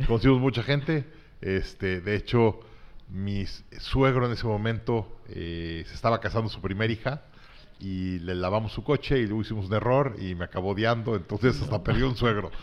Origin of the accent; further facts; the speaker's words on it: Mexico City, Mexico; also born or lived in Monterrey, Nuevo León, Mexico; nací en Monterrey. A los tres meses de vida me mudé a la Ciudad de México. Mi papá le dio un trabajo en el gobierno